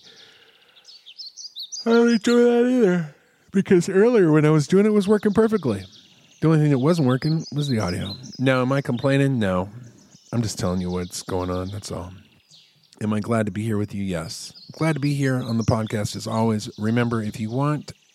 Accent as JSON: {"language": "English", "region": "Texas", "country": "United States", "said": "I'm in Texas. I'm a Texan"}